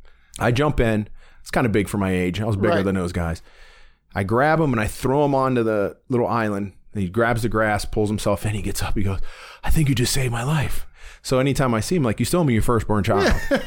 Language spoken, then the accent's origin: English; Warren, Ohio, United States; Those, that's the fond memories I have of growing up in Warren.